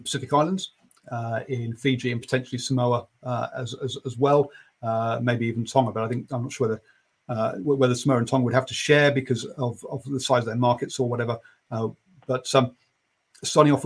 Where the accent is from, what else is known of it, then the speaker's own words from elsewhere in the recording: England, United Kingdom; being an Englishman